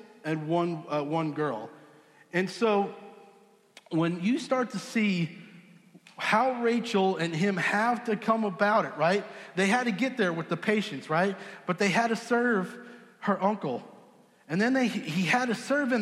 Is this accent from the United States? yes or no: yes; Southampton, New York, United States; now in Texas, United States; I grew up in Southampton, New York